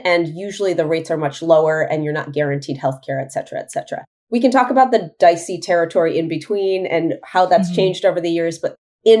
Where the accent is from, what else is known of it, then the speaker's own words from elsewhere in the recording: New York, United States; I grew up in New York State.